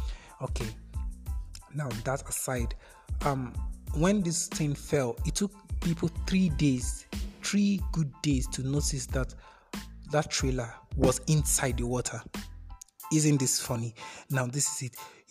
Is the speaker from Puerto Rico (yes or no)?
no; Kogi, Nigeria; I told you I'm from Kogi State. There was a time I was with my aunt in Kogi State